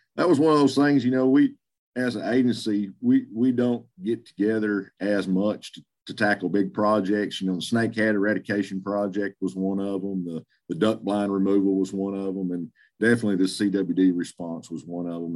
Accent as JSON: {"language": "English", "town": "Greenwood", "region": "Arkansas", "country": "United States", "also_born_or_lived": "Oklahoma", "said": "I'm from Greenwood, Arkansas, uh, Western Arkansas, just south Fort Smith"}